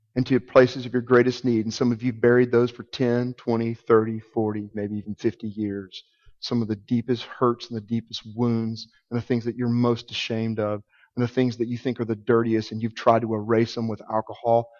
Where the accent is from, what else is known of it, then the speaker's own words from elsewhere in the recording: Arkansas, United States; I'm from Arkansas. I know you can probably tell the accent.